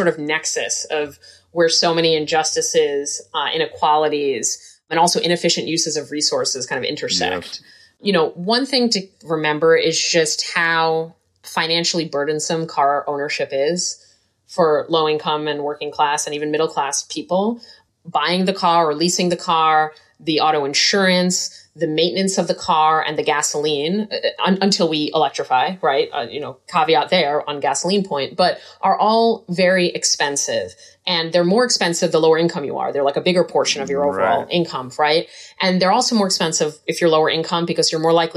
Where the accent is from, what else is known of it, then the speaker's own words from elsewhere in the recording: New York City, New York, United States; moved away as an adult; also born or lived in Portland, Oregon / Philadelphia; now in Providence, United States; I grew up in New York City.